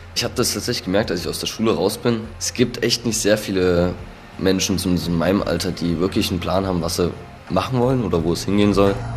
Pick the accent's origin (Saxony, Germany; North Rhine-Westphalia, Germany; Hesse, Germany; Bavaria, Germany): Saxony, Germany; Nossen; ich komme ursprünglich aus Nossen